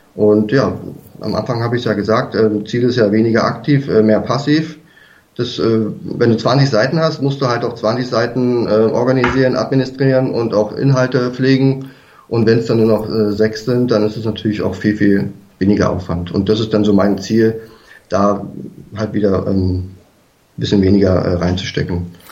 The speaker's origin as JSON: {"language": "German", "region": "Berlin", "country": "Germany", "also_born_or_lived": "south of Munich, Bavaria", "moved": "yes", "lives_now": "near Munich, Germany", "said": "ursprünglich, weiß nicht, ob man das schon gehört hat, komme ich eigentlich aus Berlin"}